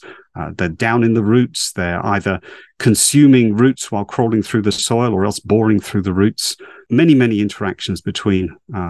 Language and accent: English; East of England, United Kingdom; I grew up in Essex in the UK. In the late 60s, early 70s, I was out and about along the coast there, birdwatching and looking at nature at the time.